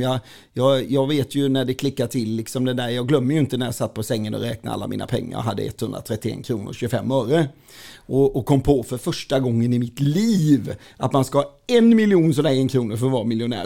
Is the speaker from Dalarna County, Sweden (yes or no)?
no; Falkenberg, Halland County, Sweden; Jag är född och uppväxt på Västra Gärdet i Falkenberg